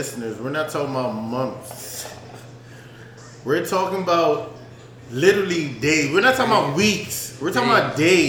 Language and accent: English; East Coast, United States; moved away; we come from the East Coast